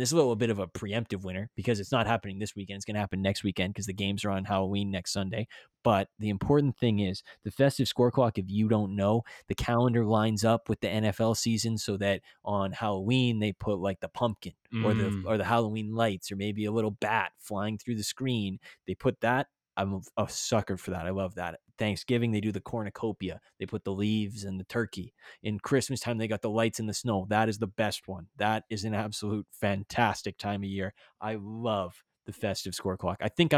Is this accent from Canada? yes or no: yes; Canada; as a Canadian citizen